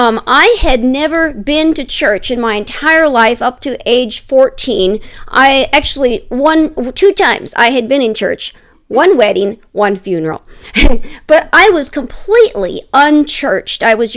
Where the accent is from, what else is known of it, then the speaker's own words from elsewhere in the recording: Wisconsin, United States; born there; I was born in Wisconsin in the year 1970.